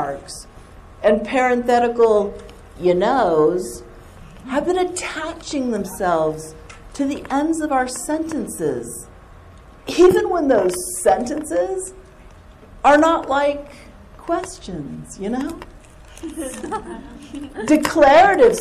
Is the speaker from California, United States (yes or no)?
yes; Southern California, United States; accent: surfer; I grew up in Southern California